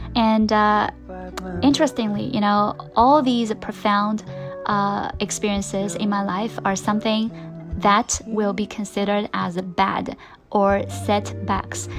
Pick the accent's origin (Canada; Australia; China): China; English is a second language; for a lot of Chinese learners